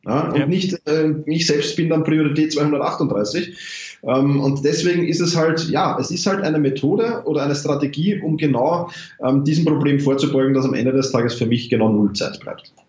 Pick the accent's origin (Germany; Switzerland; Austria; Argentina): Austria; Vienna; ich komme aus Wien